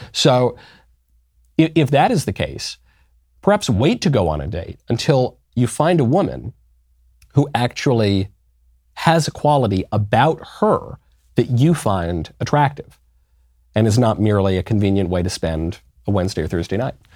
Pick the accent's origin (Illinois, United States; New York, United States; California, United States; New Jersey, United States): New York, United States; I'm a New Yorker